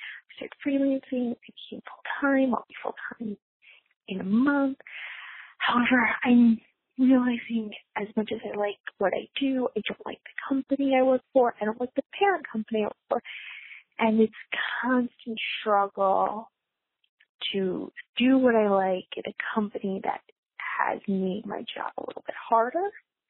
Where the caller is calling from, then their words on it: Connecticut, United States; I'm calling from Connecticut.